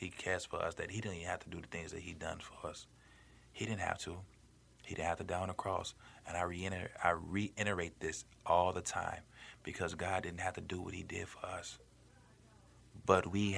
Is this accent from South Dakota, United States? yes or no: no; Chicago, Illinois, United States; I grew up in Chicago